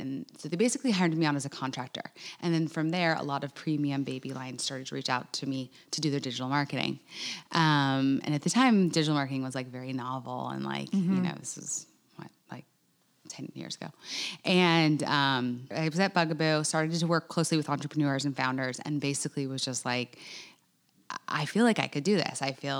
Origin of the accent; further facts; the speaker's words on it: Laguna Beach, California, United States; moved away as an adult; also born or lived in Winston-Salem, North Carolina; now in Charleston, United States; Yeah. So I grew up in Laguna Beach, California, and lived there my whole life. I come from five kids, and I'm the only one of the kids that was born outside California. And I was born in Winston-Salem, North Carolina